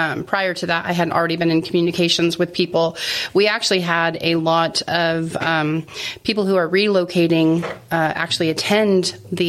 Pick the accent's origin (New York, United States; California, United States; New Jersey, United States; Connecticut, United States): California, United States; moved away as an adult; also born or lived in Las Vegas, Nevada; now in Middle Tennessee, United States; I'm from California originally, but the last 6 years, before moving here, I lived in Las Vegas, Nevada